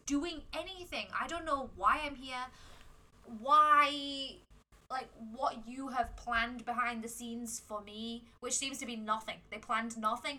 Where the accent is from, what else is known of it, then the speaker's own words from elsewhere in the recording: England, United Kingdom; moved away as an adult; now in Hong Kong; I'm from England